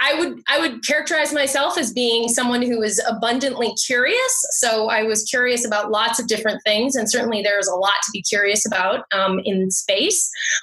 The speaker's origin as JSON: {"language": "English", "country": "United States", "tie": "born or raised there", "also_born_or_lived": "Ohio / Los Angeles", "moved": "yes", "said": "So I'm originally from the U.S., so I grew up in the States. When I was a kid, my parents moved around a lot."}